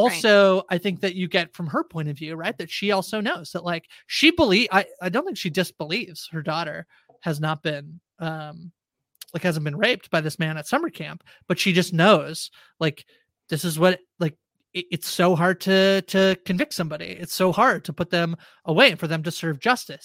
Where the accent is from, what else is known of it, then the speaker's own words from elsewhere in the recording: Canada; I'm Canadian